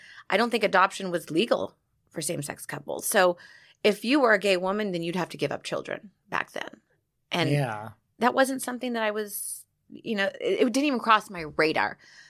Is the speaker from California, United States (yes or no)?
yes; Laguna Beach, California, United States; I grew up in Laguna Beach, which is a very gay-friendly town